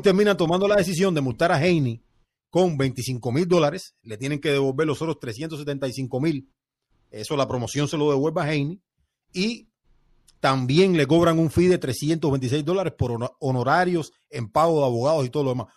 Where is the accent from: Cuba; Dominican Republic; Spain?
Cuba; a mí como cubano